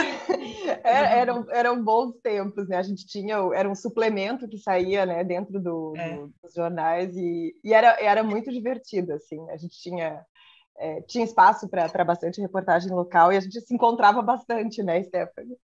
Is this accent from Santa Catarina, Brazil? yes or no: yes; Mafra, Santa Catarina, Brazil; moved away; also born or lived in Rio Negro, Paraná; eu nasci no outro lado da ponte, né? Então, assim, no meu registro eu sou paranaense, mas eu vivi a vida hum. toda em Mafra